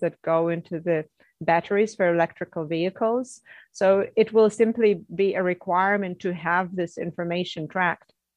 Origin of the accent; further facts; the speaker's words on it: Russia; moved away as an adult; also born or lived in Canada / Netherlands; I'm from Russia, uh, where I was educated as a geologist